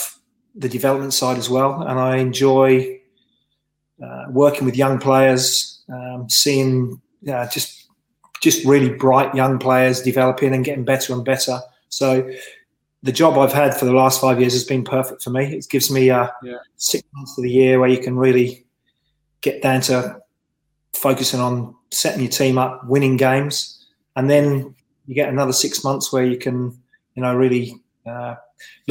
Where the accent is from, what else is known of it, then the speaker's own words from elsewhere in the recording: Reading, South East England, United Kingdom; accent: London; also born or lived in Swansea, Wales; now in Australia; I spent most of my time, especially those kind of formative years in football, in being brought up in the Reading area